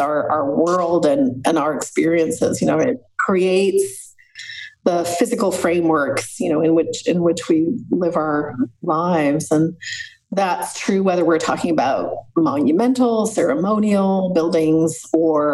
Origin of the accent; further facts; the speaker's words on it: Montreal, Quebec, Canada; I grew up in Montreal in Canada at a very turbulent time politically